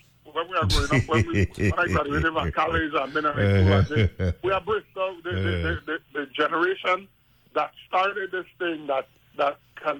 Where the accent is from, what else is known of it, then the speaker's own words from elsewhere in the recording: Frederiksted, St. Croix, U.S. Virgin Islands; I come from Fredrickson, I come from Grove.